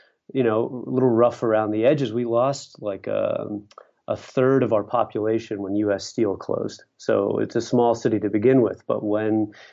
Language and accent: English; Pittsburgh, Pennsylvania, United States; also born or lived in Syracuse / Baltimore / Philadelphia; I grew up in Pittsburgh